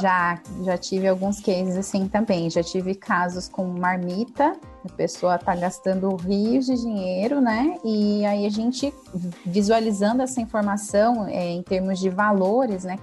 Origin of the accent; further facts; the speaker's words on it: interior of São Paulo, Brazil; sou do interior de São Paulo